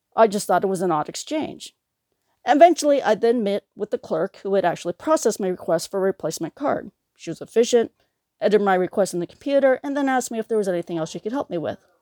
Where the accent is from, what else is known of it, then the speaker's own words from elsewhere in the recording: United States; also born or lived in Bangkok, Thailand; I was born in Bangkok, Thailand, and came to America when I was two years old